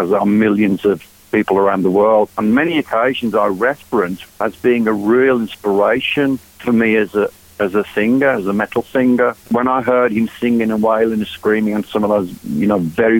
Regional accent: Walsall, West Midlands, United Kingdom; now in Phoenix, United States; in the house in England, in Walsall, my hometown

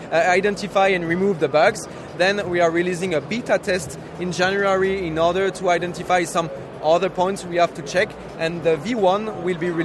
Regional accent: France; English is a second language; we are from Europe, we are from France

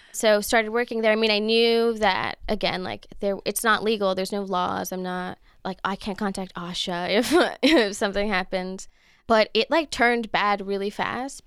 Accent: Los Angeles, California, United States; I grew up in Los Angeles, Echo Park, so I'm a local

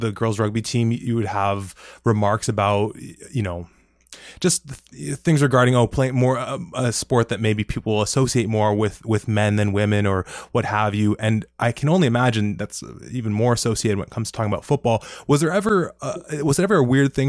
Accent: Toronto, Ontario, Canada; growing up in Toronto

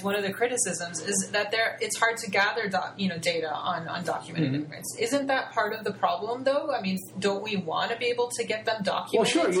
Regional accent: Chicago, Illinois, United States; moved away; also born or lived in Dearborn, Michigan; I was born in Chicago in the 80s.

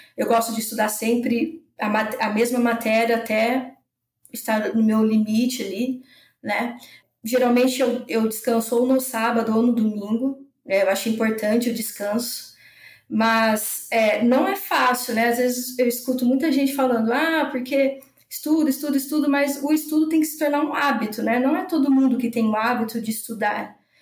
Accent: São José do Rio Preto, São Paulo, Brazil; moved away as an adult; also born or lived in Botucatu / São Carlos; now in Lages, Brazil; eu sou de São José do Rio Preto, interior de São Paulo. Eu saí nova de lá, né, para fazer faculdade

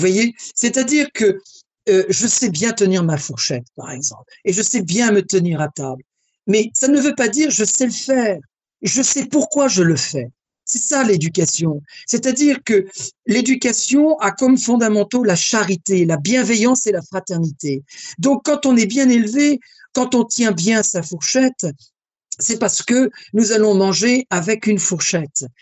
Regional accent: France; Je suis français et je suis élevé dans la galanterie masculine française.

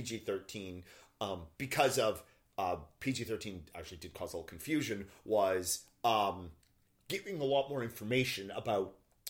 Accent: Canada; we're from Canada.

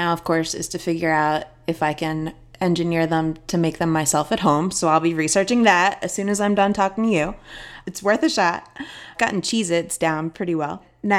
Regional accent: Philadelphia, Pennsylvania, United States; also born or lived in Boston; now in Los Angeles, United States; I moved to Los Angeles from Philadelphia by way of Boston a few years ago.

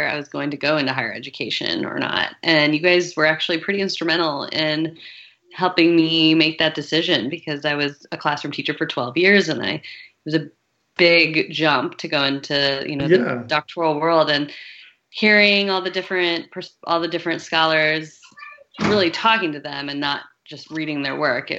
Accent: St. Louis, Missouri, United States; I grew up in St. Louis, Missouri

